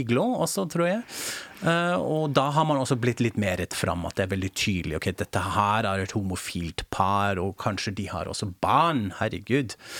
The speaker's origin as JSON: {"language": "Norwegian", "country": "Germany", "moved": "yes", "lives_now": "Norway", "said": "jeg er tysk"}